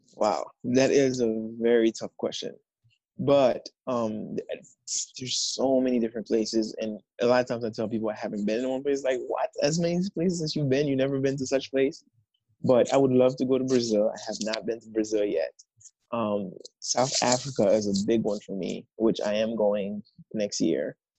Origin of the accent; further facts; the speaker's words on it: Haiti; now in United States; I am from Haiti. Um, I've been living in the States for the past 16 years